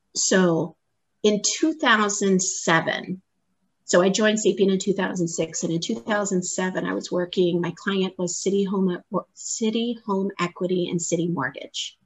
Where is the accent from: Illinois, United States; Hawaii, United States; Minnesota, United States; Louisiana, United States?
Hawaii, United States; also born or lived in Boston, Massachusetts; now in Naperville, United States; I was born and raised in Hawaii.